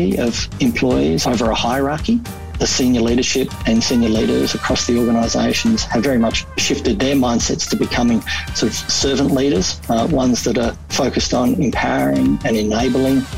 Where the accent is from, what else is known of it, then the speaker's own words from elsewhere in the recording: Melbourne, Victoria, Australia; I grew up in Altona. It's in the west of Melbourne